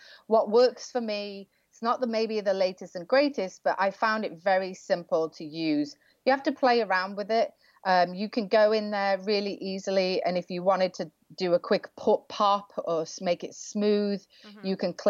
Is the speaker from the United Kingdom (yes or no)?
yes; England, United Kingdom; I'm English